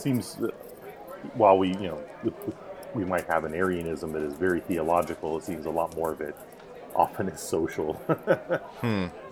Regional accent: United States; as an American

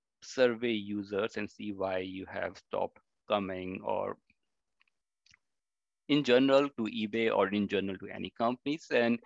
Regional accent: India; which was like totally new to me, because I came from India.

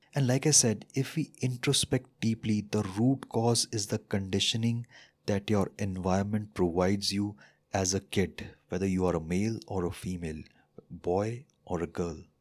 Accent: India; as an Indian

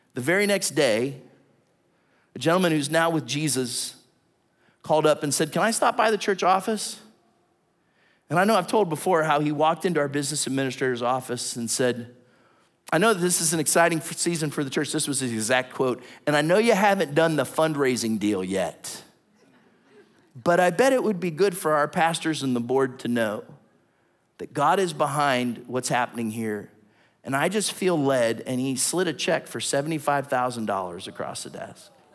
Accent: Southington, Ohio, United States; moved away; I just went back and visited my hometown. Tiny little town. No, no stoplights. This kind of little market that's there in the center in Little Southington that's outside of Warren

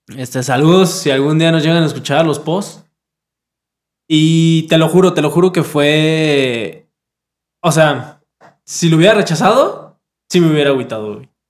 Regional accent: Mexico; como mexicano

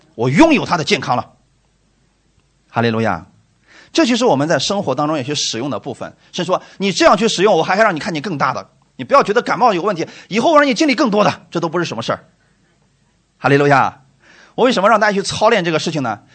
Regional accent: China; 我们中国人

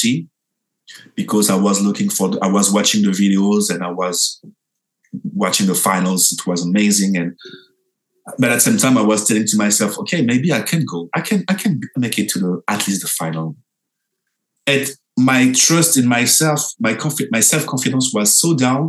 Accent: France; I'm from France

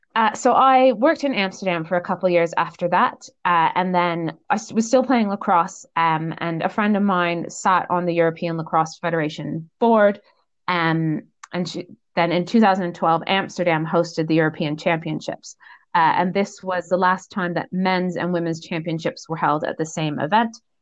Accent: Canada; moved away as an adult; also born or lived in Netherlands; I am from originally from Canada.

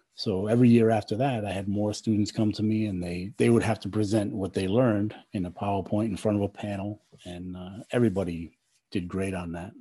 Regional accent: Rhode Island, United States; moved away as an adult; I'm from Rhode Island and uh, I was born and raised there.

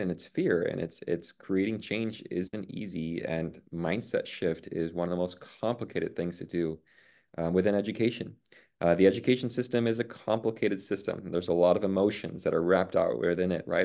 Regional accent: Puerto Rico; now in Cajon Valley, United States; I grew up in Puerto Rico

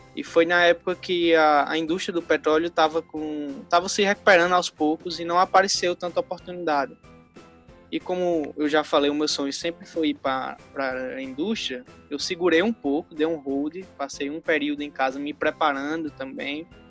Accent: interior of Rio Grande do Norte, Brazil; sou do interior do Rio Grande do Norte

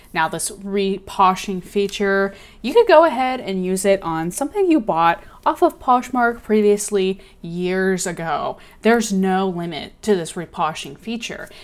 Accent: Austin, Texas, United States; Love Austin. It's my hometown

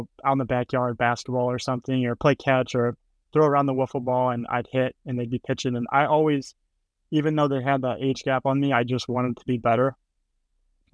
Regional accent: Henry, Illinois, United States; Growing up in Henry, just a lot of hanging out with friends, going riding around on bikes, playing baseball

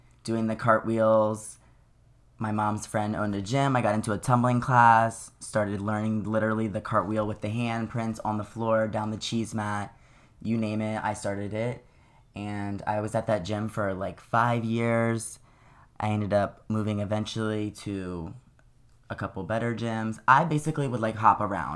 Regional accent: Milford, Delaware, United States; I'm from the smallest place you can imagine, Milford, Delaware

